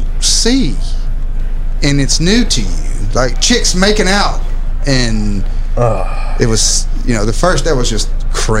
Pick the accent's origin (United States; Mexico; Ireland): United States; Arkansas; now in Dallas, United States; I was from Arkansas. Yeah. And yeah, I'm an old motherfucker.